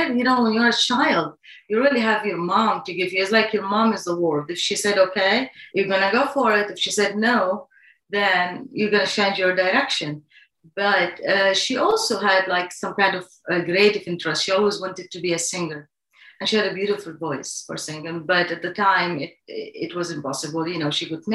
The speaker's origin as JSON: {"language": "English", "country": "Saudi Arabia", "tie": "born or raised there", "also_born_or_lived": "England", "second_language": "English", "moved": "as an adult", "lives_now": "New York City, United States", "said": "growing up in Saudi Arabia as a girl"}